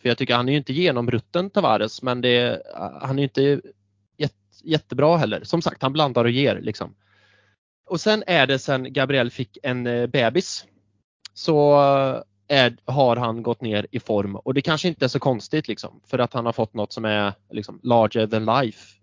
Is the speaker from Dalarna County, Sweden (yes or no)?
no; Björneborg, Värmland, Sweden; började spela fotboll på skolgården i Björneborg där jag växte upp, liten håla i Värmland